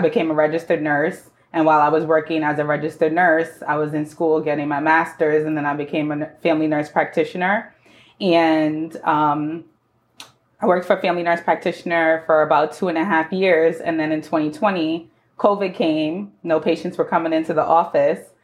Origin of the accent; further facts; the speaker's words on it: New York City, New York, United States; I was born and raised in the Bronx